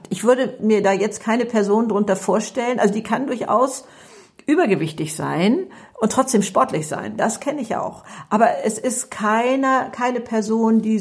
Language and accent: German; Hamburg, Germany; Ja, also ich komme aus Hamburg und bin ähm, 72 Jahre alt, ich habe drei Kinder und drei Enkelkinder oder so etwas.